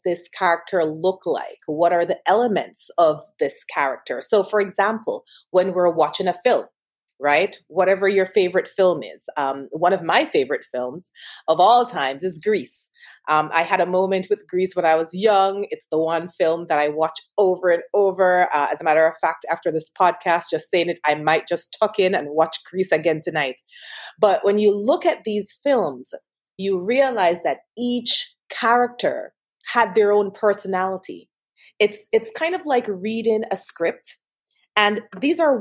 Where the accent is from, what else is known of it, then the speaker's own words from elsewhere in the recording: Montego Bay, Saint James, Jamaica; I am from Montego Bay, Jamaica